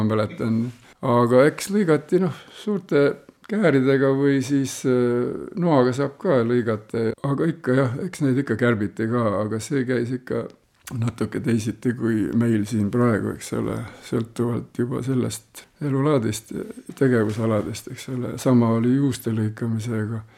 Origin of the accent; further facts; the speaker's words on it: Raikküla, Rapla County, Estonia; ma ise olen pärit Raikülast, sellisest väga kuulsast kohast Põhja-Eestist